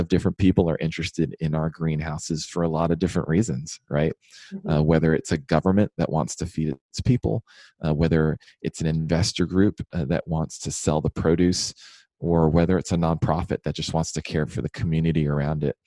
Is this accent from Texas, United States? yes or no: yes; Houston, Texas, United States; moved away; also born or lived in Washington, D.C.; I was born and raised in Houston